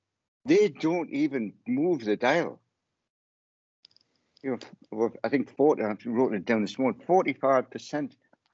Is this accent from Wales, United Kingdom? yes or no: yes; Wales, United Kingdom; now in Newcastle, United Kingdom; I was born in Wales. I live in Newcastle.